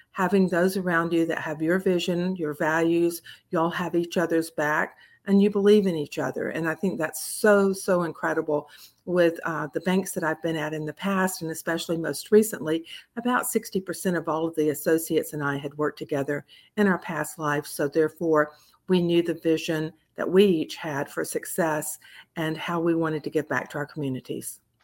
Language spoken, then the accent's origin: English; Columbus, Georgia, United States; moved away as an adult; also born or lived in Florida; a little hometown bank in my hometown of Columbus, Georgia